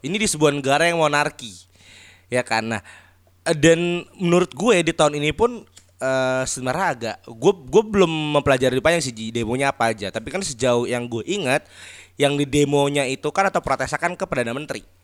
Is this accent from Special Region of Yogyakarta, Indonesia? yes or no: yes; Special Region of Yogyakarta, Indonesia; kita kan juga orang Jogja